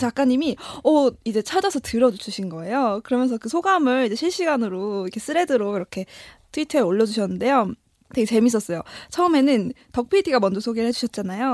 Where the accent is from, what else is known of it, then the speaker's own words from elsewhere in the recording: Seoul, South Korea; 저의 고향 음. 성산동과 그 오래된 아파트